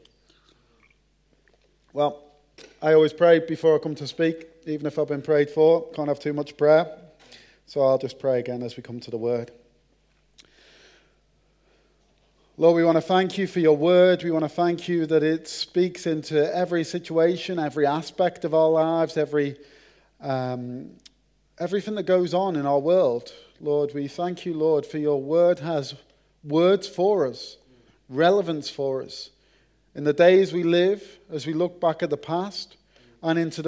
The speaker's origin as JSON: {"language": "English", "area": "Merseyside", "region": "North West England", "country": "United Kingdom", "accent": "Merseyside (Scouse)", "moved": "yes", "said": "my accent. The Queen's English from Merseyside"}